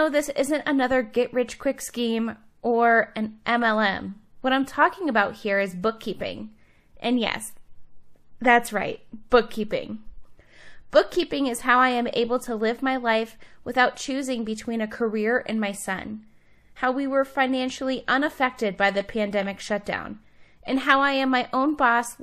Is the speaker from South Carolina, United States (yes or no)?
no; Cleveland, Ohio, United States; now in Salt Lake City, United States; I'm originally from Cleveland